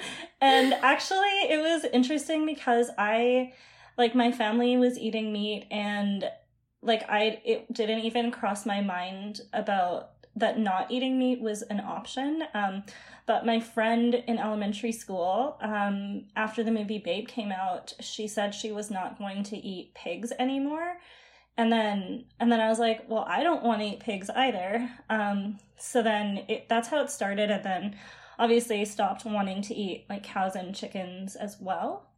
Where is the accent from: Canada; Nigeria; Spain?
Canada; Calgary, Alberta; now in Ottawa, Canada; I'm actually from Calgary, but I'm just living in Ottawa right now.